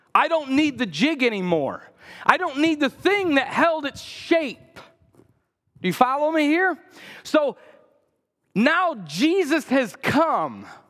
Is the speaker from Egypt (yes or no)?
no; United States; as American Christians